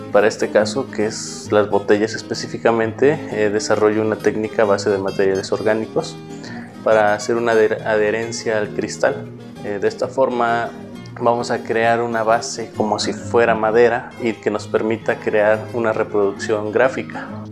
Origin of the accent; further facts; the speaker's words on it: San Martín Tilcajete, Oaxaca, Mexico; soy originario de San Martín Tilcajete, Ocotlán, Oaxaca